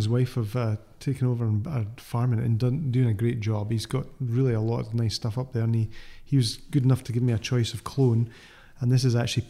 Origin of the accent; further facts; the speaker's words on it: Scotland, United Kingdom; moved away as an adult; also born or lived in France; now in California, United States; I'm Scottish.